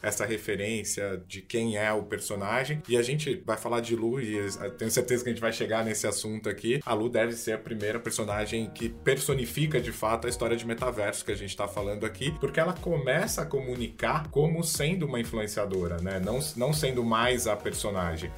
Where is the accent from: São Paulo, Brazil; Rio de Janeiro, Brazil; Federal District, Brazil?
São Paulo, Brazil; interior of; eu sou do interior de São Paulo, muito próximo ali, né? Convivi desde a infância com o Magazine Luiza na época ali.